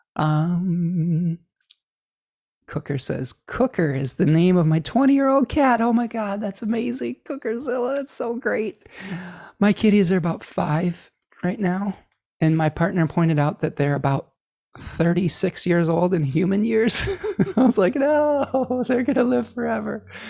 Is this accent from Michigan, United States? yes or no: yes; Michigan, United States; in Michigan, my home state